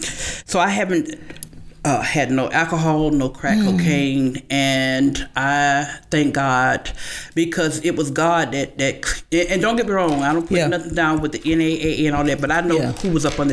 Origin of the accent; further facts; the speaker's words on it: Florida, United States; moved away as an adult; also born or lived in Miami, Florida; I'm originally from Florida